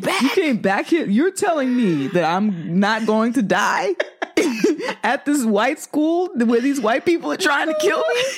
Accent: New York, United States; as a black woman, as a New Yorker

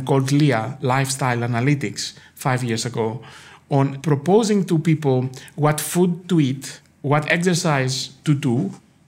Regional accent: Greece; now in United States; I grew up in Greece

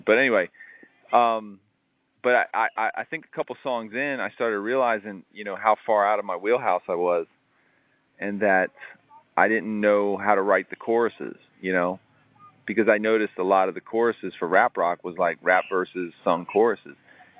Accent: Tampa, Florida, United States; that time of me growing up in Ybor City and the financial problems and all that stuff.

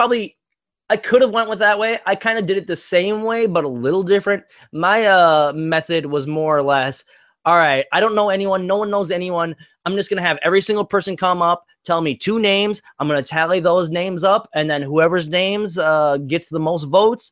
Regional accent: St. Francis, Minnesota, United States; I'm from St. Francis, Minnesota, I'm a proud delivery pizza boy

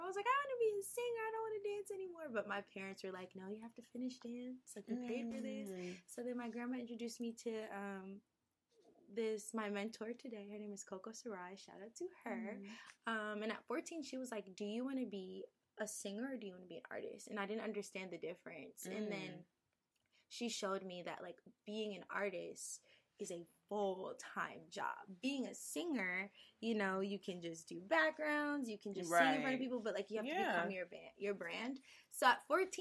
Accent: New York City, New York, United States; I'm from Brooklyn, New York

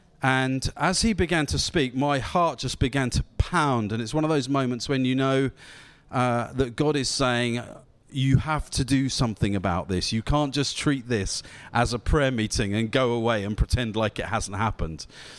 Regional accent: Southampton, South East England, United Kingdom; I'm from Southampton

